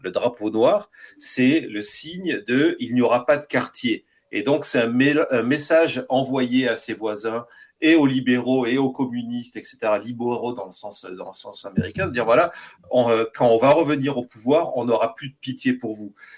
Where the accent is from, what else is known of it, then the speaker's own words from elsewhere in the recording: France; now in United States; en étant français